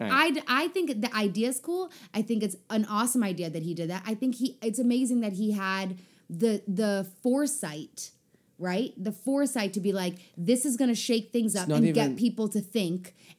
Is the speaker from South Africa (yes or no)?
yes; South Africa; as a South African person, I reject him.